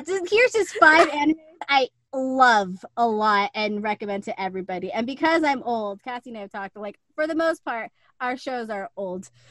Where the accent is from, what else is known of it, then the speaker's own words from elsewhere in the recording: San Antonio, Texas, United States; also born or lived in El Paso; I do remember the last house before we moved from El Paso to San Antonio.